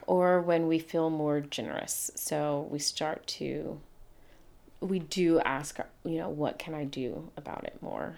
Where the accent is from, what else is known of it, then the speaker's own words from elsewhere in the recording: Atlanta, Georgia, United States; the day I was born in Atlanta, Georgia